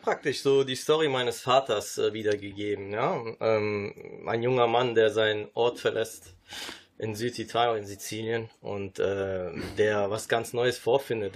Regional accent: Düsseldorf, North Rhine-Westphalia, Germany; first language Sicilian and German; ich bin in Düsseldorf geboren

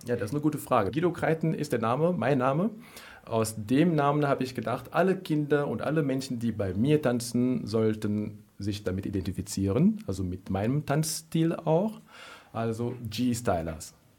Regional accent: Cameroon; now in Germany; In Kamerun, wo ich geboren bin

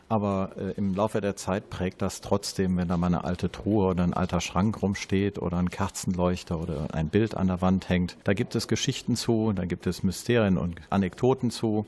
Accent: Krefeld, North Rhine-Westphalia, Germany; Zudem komme ich aus diesem Viertel. Ich bin gebürtiger Krefelder in der dritten Generation

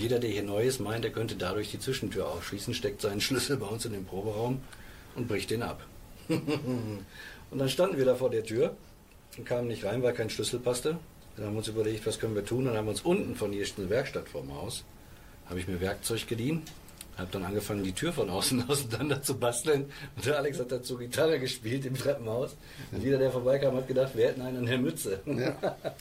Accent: Ruhr area, North Rhine-Westphalia, Germany; Ruhrpott ist, mein, ist meine Heimat

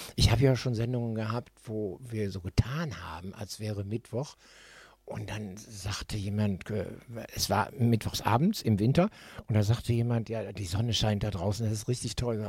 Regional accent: Düsseldorf, North Rhine-Westphalia, Germany; ich bin tatsächlich in Oberkassel-Niederkassel ja groß geworden

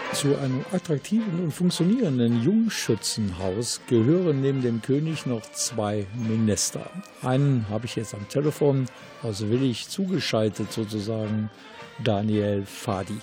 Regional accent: Willich, North Rhine-Westphalia, Germany; bei uns in Willig

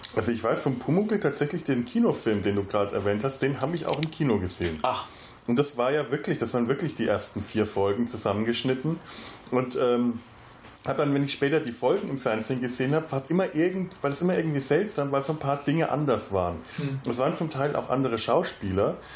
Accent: Franconia, Bavaria, Germany; als äh, gebürtiger Franke bin ich in äh, Bayern groß geworden, äh, allerdings nicht in einem Gebiet, in dem bayerisch gesprochen wurde

